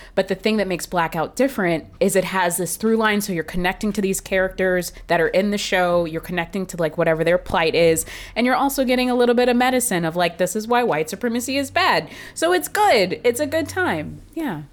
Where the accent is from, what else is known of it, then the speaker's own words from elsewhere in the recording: Marietta, Georgia, United States; I grew up seeing that in Atlanta